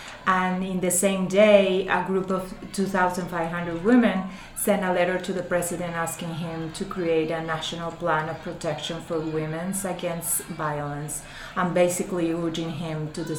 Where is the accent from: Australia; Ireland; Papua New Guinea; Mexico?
Mexico; I'm a Mexican attorney